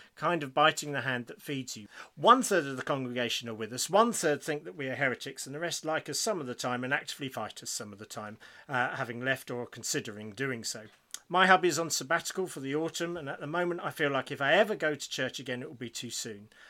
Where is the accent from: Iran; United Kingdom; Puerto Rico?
United Kingdom; we're British